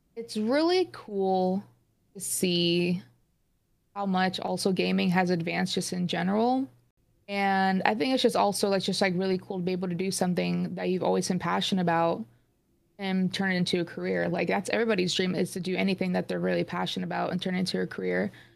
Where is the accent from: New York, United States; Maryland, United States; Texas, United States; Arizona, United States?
Arizona, United States; Phoenix; I'm from Phoenix, Arizona.